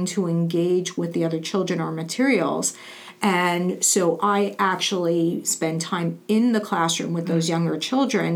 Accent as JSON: {"language": "English", "town": "New York City", "region": "New York", "country": "United States", "tie": "born or raised there", "said": "growing up in Brooklyn and New York"}